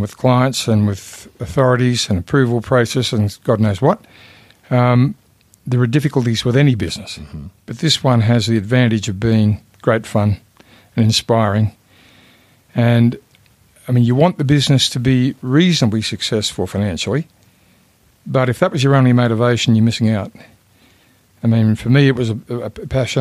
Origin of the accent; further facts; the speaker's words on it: Sydney, New South Wales, Australia; I grew up in Lane Cove